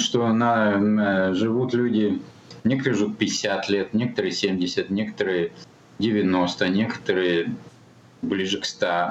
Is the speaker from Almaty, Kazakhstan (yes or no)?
yes; Almaty, Kazakhstan; Я родился в Алмате в 1960 году.